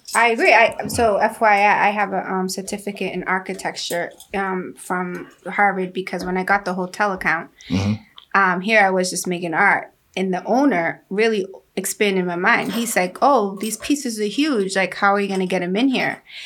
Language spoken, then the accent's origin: English; Guatemala; moved away; I'm Mayan Indian. I was born in Guatemala